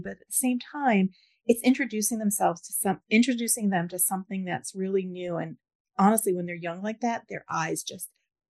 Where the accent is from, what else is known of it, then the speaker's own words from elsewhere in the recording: New York, United States; I grew up in New York.